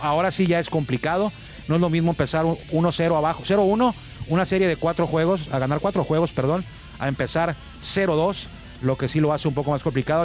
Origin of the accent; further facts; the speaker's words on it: Tijuana, Baja California, Mexico; esta ciudad de Tijuana, desde donde estamos transmitiendo